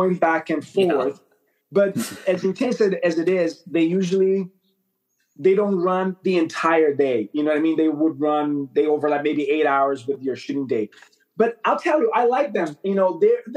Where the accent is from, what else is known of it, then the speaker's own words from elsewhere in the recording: Brazil; moved away as an adult; now in Canada; I grew up in Brazil. I moved to Canada in my 20s to attend film school